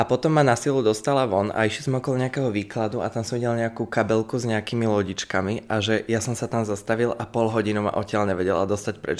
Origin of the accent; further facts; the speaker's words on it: Slovakia; moved away as an adult; now in Czech Republic; doma na Slovensku